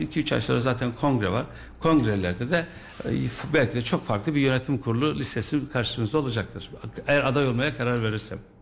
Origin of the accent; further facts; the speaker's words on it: Kayseri, Kayseri Province, Turkey; also born or lived in Tavlaköy, Sarız; İlk orta e, lise öğrenimi Kayseri'de yaptım